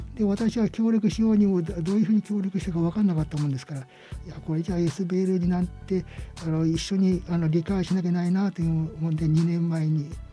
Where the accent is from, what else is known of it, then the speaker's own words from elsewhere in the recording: Sendai, Miyagi, Japan; 生まれも育ちも全部中の沼向かっていうところでした